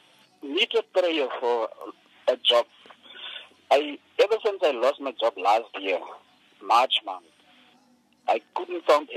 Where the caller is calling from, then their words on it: Brandvlei, Northern Cape, South Africa; I'm calling from Brantley in the Northern Cape.